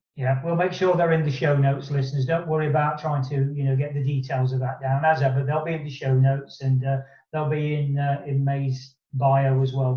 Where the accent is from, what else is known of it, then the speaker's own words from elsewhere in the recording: Nottingham, East Midlands, United Kingdom; my hometown of Nottingham